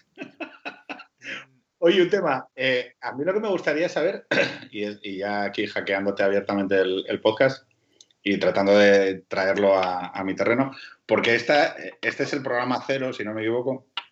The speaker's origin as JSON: {"language": "Spanish", "country": "Spain"}